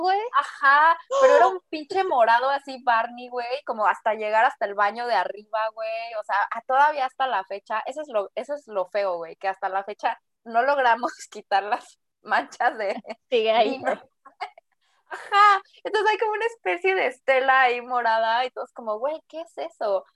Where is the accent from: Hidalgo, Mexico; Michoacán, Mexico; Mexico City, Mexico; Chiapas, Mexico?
Mexico City, Mexico; also born or lived in Guadalajara; crecí en la Ciudad de México, soy de Guadalajara